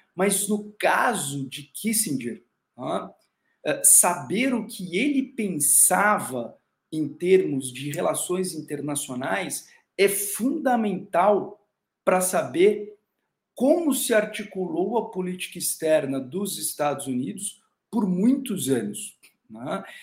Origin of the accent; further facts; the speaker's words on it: Brazil; nós, sendo brasileiros